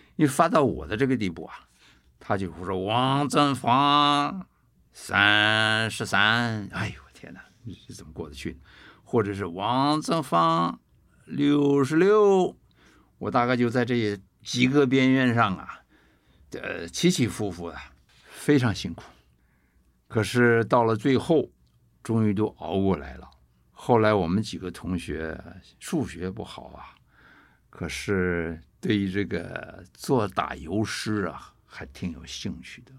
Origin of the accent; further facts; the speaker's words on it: Taipei, Taiwan; moved away as an adult; also born or lived in Beijing / United States; 我们从北平刚到台北来的时候，我我们在台湾的第一个地址是台北市古